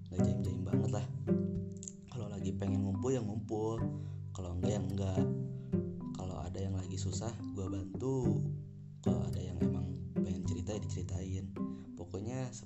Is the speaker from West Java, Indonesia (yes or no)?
yes; Bogor, West Java, Indonesia; gue asli Bogor men gue asli Bogor dan gue lahir juga di Bogor